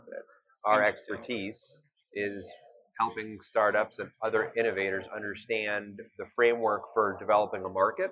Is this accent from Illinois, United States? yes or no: no; Cleveland, Ohio, United States; moved away as an adult; also born or lived in Cincinnati, Ohio / Washington, D.C. / New York City; I grew up in Cleveland, Ohio